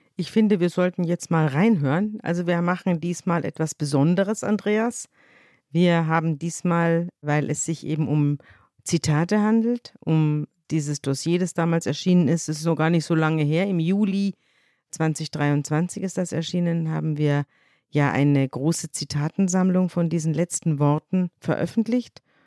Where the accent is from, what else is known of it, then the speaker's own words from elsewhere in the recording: Munich, Bavaria, Germany; moved away; wir sind zum ersten Mal in meiner bayerischen Landeshauptstadt, in meiner Heimat zugange